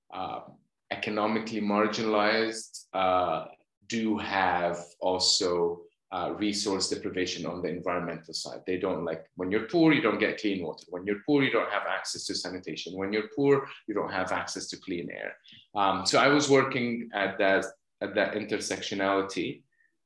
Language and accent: English; Cairo, Cairo Governorate, Egypt; moved away; I was born and raised in Cairo, Egypt